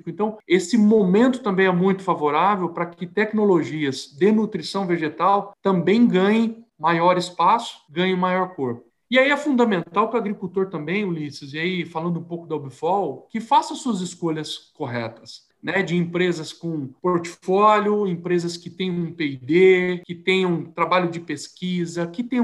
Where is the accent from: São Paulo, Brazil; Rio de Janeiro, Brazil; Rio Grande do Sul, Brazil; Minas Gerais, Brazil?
Minas Gerais, Brazil; Sou mineiro, como você falou, né? É, e o pai né, vinha de uma família de, de imigrantes a, ah, da Suécia, né?